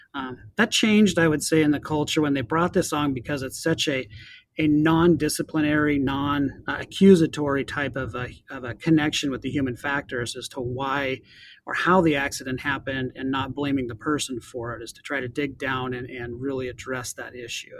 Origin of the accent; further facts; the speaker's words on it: Montana, United States; now in Snohomish County, United States; growing up in Montana